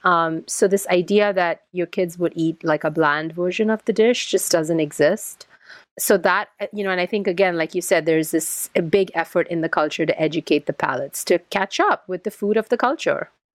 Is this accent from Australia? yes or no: no; India; moved away; I'm Indian, um, originally, even though now I, you know, I've lived outside of India for a long time